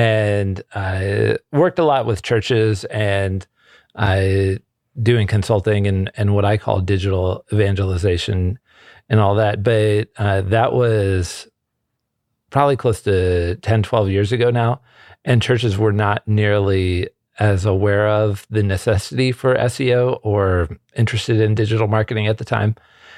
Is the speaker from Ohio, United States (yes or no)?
yes; Ohio, United States; moved away as an adult; now in California, United States; I am originally from Ohio. I came out to California for college and seminary.